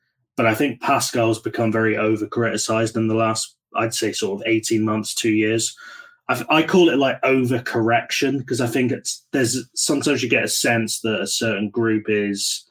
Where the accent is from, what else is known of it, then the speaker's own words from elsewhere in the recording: United Kingdom; as a Brit